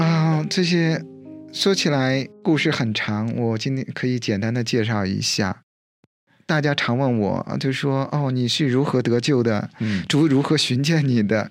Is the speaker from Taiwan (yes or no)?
no; China; moved away; 我是在大陆长大的